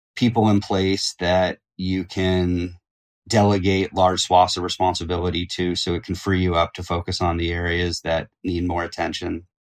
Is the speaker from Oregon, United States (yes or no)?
yes; Eugene, Oregon, United States; I grew up in Eugene, Oregon